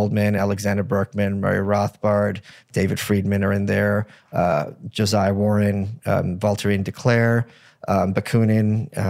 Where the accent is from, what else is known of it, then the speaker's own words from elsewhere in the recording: Ukraine; born there; I was born in Ukraine.